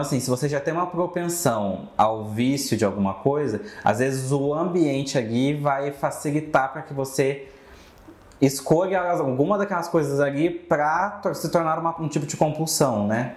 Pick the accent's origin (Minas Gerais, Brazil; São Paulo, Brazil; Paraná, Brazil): Minas Gerais, Brazil; moved away; a minha cidade é de Minas